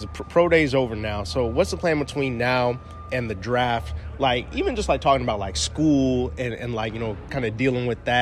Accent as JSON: {"language": "English", "region": "Midwest", "country": "United States", "moved": "yes", "said": "I'm from the Midwest originally though."}